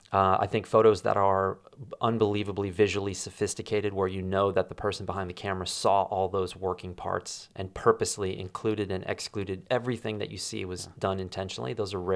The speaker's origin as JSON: {"language": "English", "region": "Wyoming", "country": "United States", "tie": "born or raised there", "said": "I found out that the place that I grew up in Wyoming was just subdivided."}